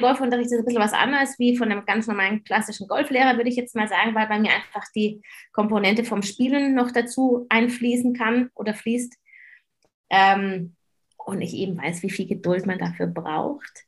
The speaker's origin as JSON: {"language": "German", "country": "Germany", "said": "bei uns in Deutschland"}